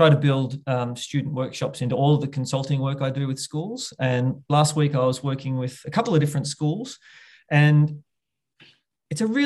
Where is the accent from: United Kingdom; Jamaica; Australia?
Australia; Bendigo, Victoria; my hometown here in little old Bendigo